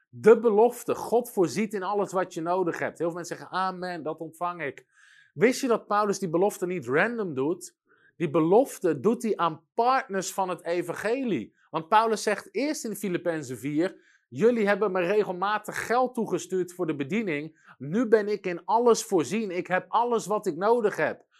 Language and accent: Dutch; Netherlands